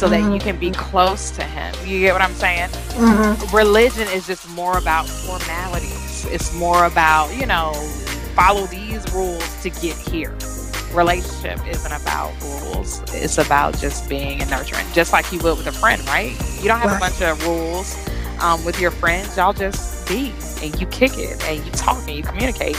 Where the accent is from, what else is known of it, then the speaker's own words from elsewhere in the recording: Georgia, United States; I grew up in Georgia, okay? So being in a southern state